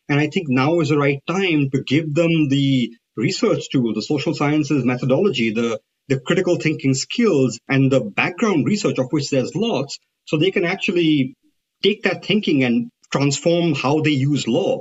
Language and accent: English; India; moved away; I come from India